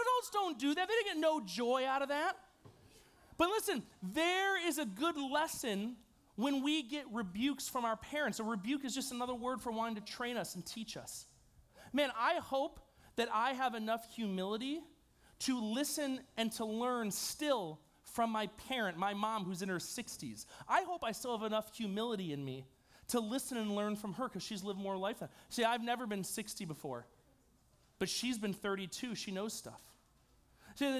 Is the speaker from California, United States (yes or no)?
no; New York, United States; I'm from New York.